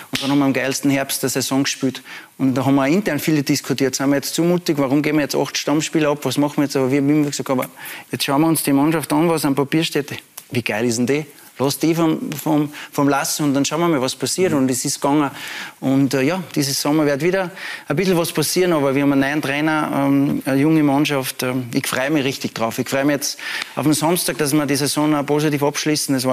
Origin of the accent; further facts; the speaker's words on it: Salzburg, Austria; ich komme aus Salzburg, bin mit der Familie dort